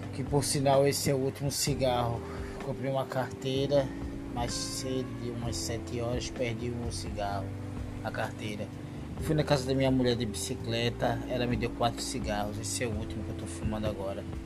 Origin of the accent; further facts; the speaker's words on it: Recife, Pernambuco, Brazil; now in Paulista, Brazil; Sou de Recife, tô morando em Paulista cidade de Pernambuco é praiana.